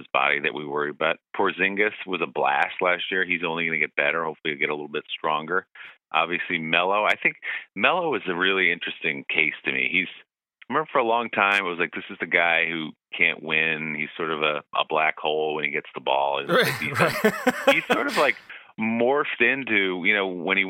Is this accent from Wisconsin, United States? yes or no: no; Bergen County, New Jersey, United States; I grew up in Bergen County, New Jersey, which is about 30 minutes across the river from New York City